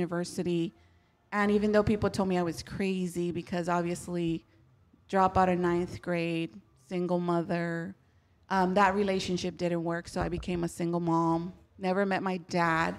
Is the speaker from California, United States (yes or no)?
yes; Huntington Park, California, United States; I was born in Huntington Park